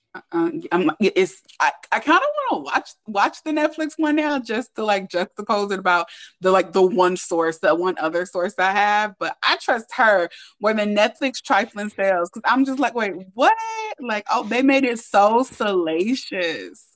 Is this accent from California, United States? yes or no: yes; Oakland, California, United States; I'm from Oakland